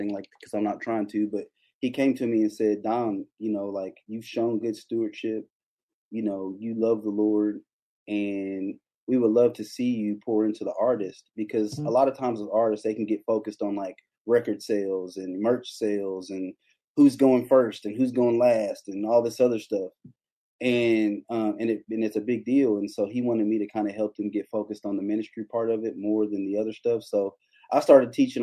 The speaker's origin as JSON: {"language": "English", "region": "Kentucky", "country": "United States", "tie": "born or raised there", "said": "I grew up in Kentucky in the Baptist church."}